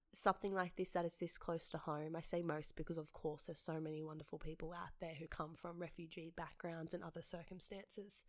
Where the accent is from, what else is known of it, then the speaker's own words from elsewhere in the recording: Penrith, New South Wales, Australia; also born or lived in St Marys; I grew up for most of my life in Jamestown, in the heart of Penrith